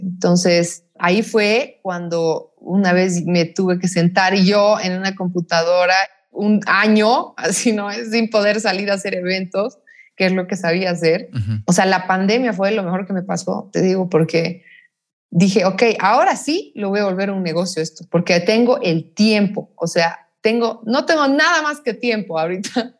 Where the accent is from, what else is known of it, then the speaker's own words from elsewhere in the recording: La Paz, Bolivia; Yo he nacido en Bolivia, soy boliviana, soy paseña, eh, orgullosamente paseña, amo esta ciudad, amo este país.